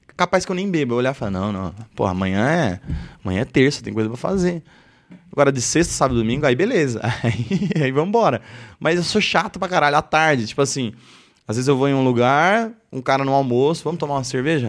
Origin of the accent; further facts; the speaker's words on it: Osasco, São Paulo, Brazil; onde a gente cresceu lá em Osasco